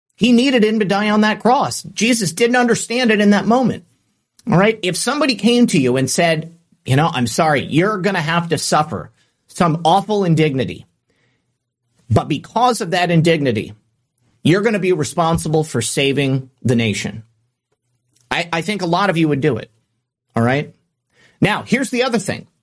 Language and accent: English; Michigan, United States; growing up in Michigan